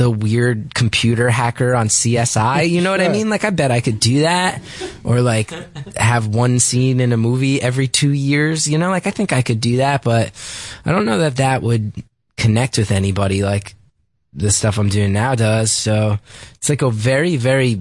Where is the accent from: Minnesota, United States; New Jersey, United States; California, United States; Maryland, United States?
New Jersey, United States; West Orange; a lot of it took place in West Orange, my hometown